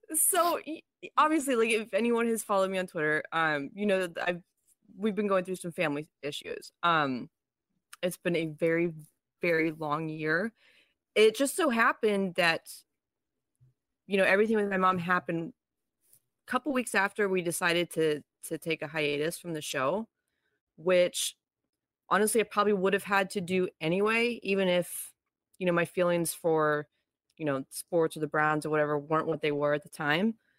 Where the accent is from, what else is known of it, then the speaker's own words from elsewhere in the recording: Niles, Ohio, United States; I grew up in Niles, maybe, or like in that area.